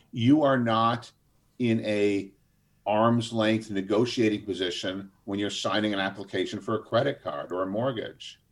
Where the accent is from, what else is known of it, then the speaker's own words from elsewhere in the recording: United States; the American system that we grew up